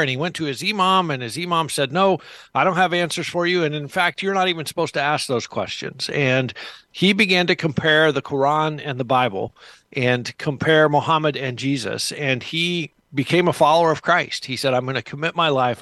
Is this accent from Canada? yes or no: no; United States; me as an American